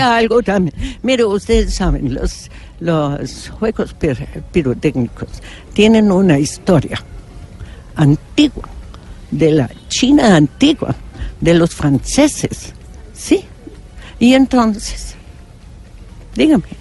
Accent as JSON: {"language": "Spanish", "country": "Germany", "second_language": "Spanish", "moved": "yes", "lives_now": "Colombia", "said": "yo soy alemana"}